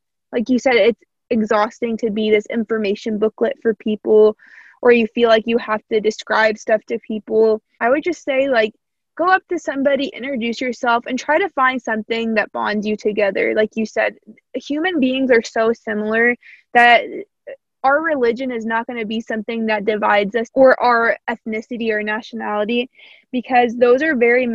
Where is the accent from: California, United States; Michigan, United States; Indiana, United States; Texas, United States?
Indiana, United States; Evansville; accent: Southern; slight country accent; I grew up in Indiana, close to Kentucky, so I have a little bit of a Southern accent